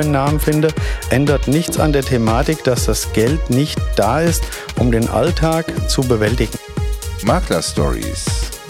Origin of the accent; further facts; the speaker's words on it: Fulda, Hesse, Germany; Ich komme aus der Mitte von Deutschland. Ich komme aus Fulda